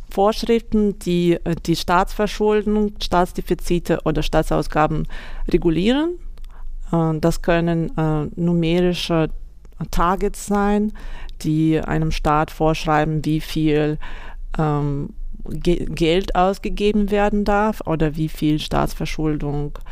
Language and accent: German; Vladivostok, Primorsky Krai, Russia; German is a second language; moved away as an adult; now in Germany; Ich habe schon in meiner Heimat in Wladivostok im Fernosten Russland studiert und dann gearbeitet. Und nach Deutschland kam ich 2012.